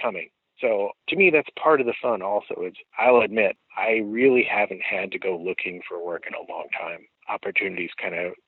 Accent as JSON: {"language": "English", "region": "Midwest", "country": "United States", "said": "I'm from the Midwest"}